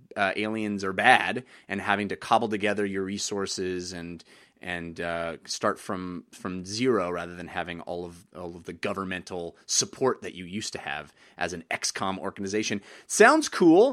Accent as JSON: {"language": "English", "country": "United States", "said": "As a as an American"}